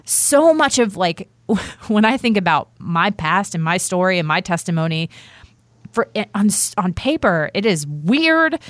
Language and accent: English; Virginia, United States; moved away as an adult; also born or lived in the South; I grew up outside of Washington D.C.